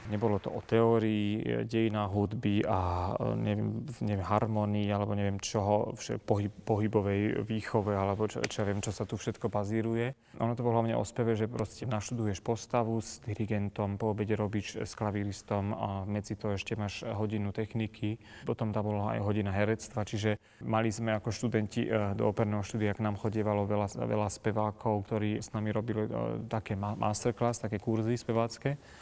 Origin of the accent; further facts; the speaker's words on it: Kysuce, Žilina Region, Slovakia; moved away; ja som nikto z Kisuce